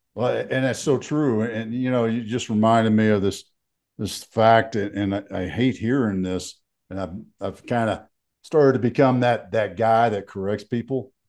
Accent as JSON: {"language": "English", "town": "Fort Worth", "region": "Texas", "country": "United States", "tie": "born or raised there", "also_born_or_lived": "Fairbanks, Alaska", "moved": "as an adult", "lives_now": "Colorado, United States", "said": "So I grew up in Texas"}